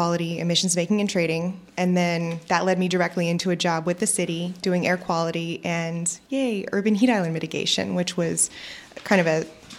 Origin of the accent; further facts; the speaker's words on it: Austin, Texas, United States; So my background is that I was born in Austin and raised here. I'm a Brack baby.